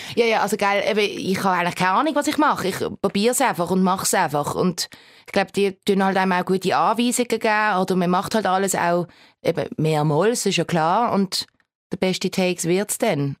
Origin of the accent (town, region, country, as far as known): Switzerland; accent: Baseldeutsch